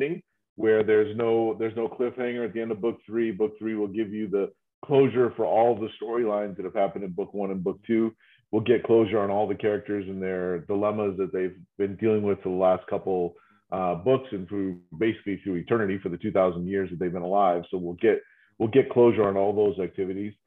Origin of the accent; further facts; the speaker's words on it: New England, United States; now in Austin, United States; I'm from New England